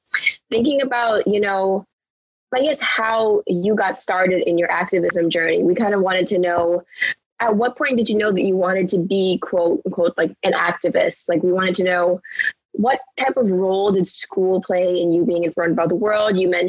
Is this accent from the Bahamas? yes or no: yes; Bahamas; I'm not American, so I grew up in the Bahamas